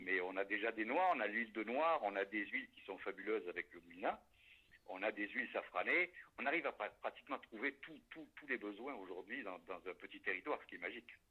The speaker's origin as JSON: {"language": "French", "town": "La Sauve-Majeure", "region": "Nouvelle-Aquitaine", "country": "France", "tie": "born or raised there", "also_born_or_lived": "Paris", "moved": "as an adult", "said": "je, suis natif de la Sauve Majeure"}